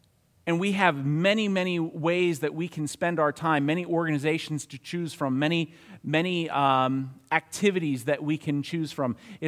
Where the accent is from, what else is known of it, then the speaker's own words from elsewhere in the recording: Newcastle, North East England, United Kingdom; And I think that's because I come from Newcastle. Newcastle. Can anything good come out of Newcastle?